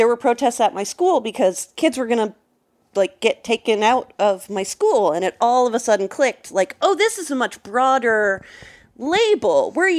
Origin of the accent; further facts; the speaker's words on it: Napa, California, United States; I grew up in Napa, California.